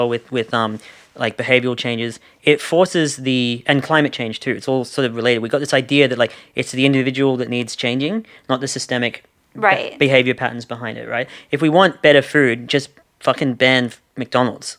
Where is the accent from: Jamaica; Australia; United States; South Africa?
Australia; accent: Australian; my Australian accent.